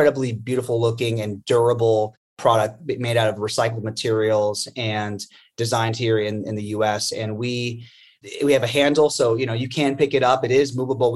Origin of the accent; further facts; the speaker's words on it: Forty Fort, Pennsylvania, United States; now in New York City, United States; The town I grew up in was about 20 minutes south of there called 40 Forts